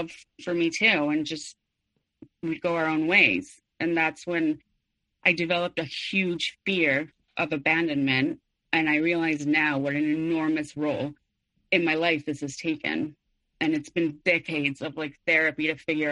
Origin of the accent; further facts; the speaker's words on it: Mexico City, Mexico; I was born and raised in Mexico City